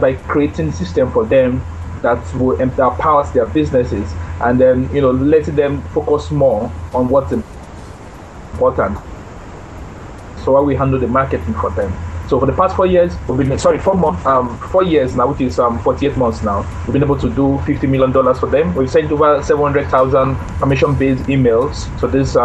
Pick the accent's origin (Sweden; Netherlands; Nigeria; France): Nigeria; I am a Nigerian, true and true, a Nigerian, very proud to be.